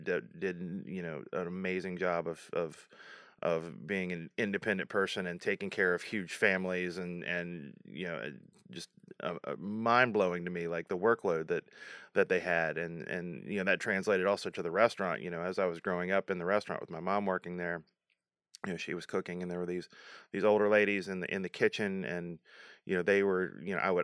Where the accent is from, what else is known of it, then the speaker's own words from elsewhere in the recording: Appalachia, United States; the food I grew up with here in Appalachia